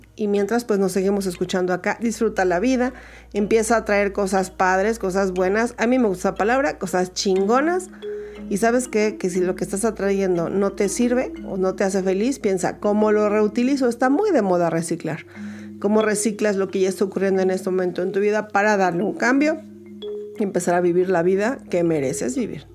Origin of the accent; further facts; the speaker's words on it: Mexico; en Ciudad de México, en mi país México